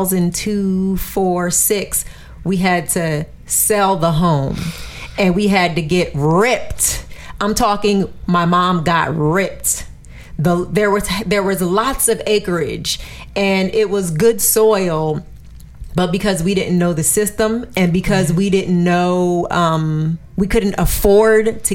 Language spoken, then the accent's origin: English; New Jersey, United States; I'm from New Jersey, but I grew up in the summers and every holiday on the eastern shore of Virginia on my grandparents' land